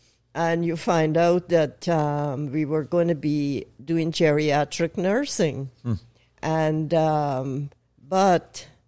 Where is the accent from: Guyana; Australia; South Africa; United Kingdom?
Guyana; born there; I was born in Guyana. Guyana is a British colony on the northeast coast of South America.